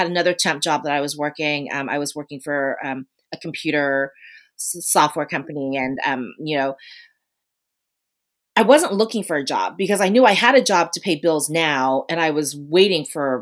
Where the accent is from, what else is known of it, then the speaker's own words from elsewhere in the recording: Washington, District of Columbia, United States; moved away as an adult; also born or lived in Ramstein, Germany; settled in the DC area, which is where I'm from originally. So I thought, you know, I was so excited. We're finally going back to my hometown.